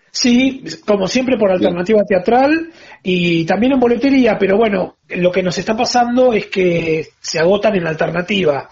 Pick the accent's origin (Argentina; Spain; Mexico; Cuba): Argentina; La Plata, Buenos Aires Province; now in Buenos Aires, Argentina; soy platense y me vine a Buenos Aires